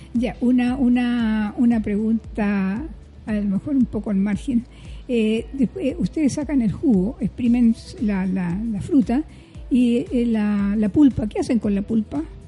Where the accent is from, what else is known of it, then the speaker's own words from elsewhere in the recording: Iquique, Tarapacá, Chile; yo soy del norte, soy de Iquique